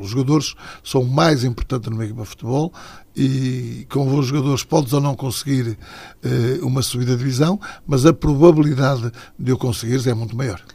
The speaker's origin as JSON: {"language": "Portuguese", "town": "Matosinhos", "region": "Porto District", "country": "Portugal", "tie": "born or raised there", "also_born_or_lived": "Portimão", "said": "O Leixões, porque é o clube da minha terra, foi o clube onde eu iniciei"}